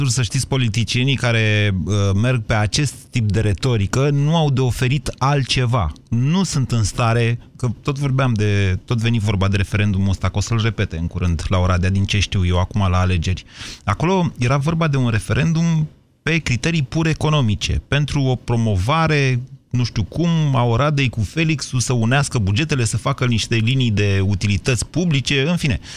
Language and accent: Romanian; Oltenia, Romania; now in Bucharest, Romania; Când am venit din Oltenia la București, vă spun sincer că am fost șocat de chestia asta, dar n-am bătut pe nimeni.